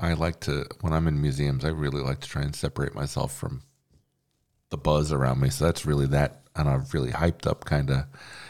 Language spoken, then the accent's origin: English; Monroe, New York, United States; where I grew up in Monroe, New York